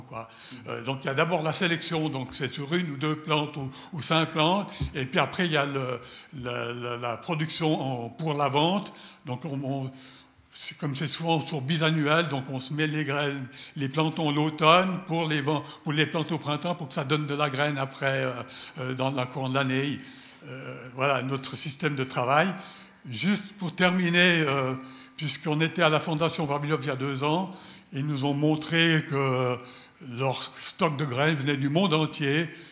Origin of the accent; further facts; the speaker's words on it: Geneva, Switzerland; avec mon père, euh, toute la famille, on a été des producteurs de graines euh, à chêne Genève. Donc je viens de Genève